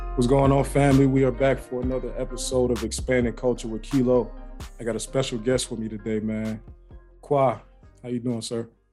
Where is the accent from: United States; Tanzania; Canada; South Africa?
United States; Ohio; now in Atlanta, United States; I live in Atlanta now, but I'm I'm from Ohio, so I was from in the Midwest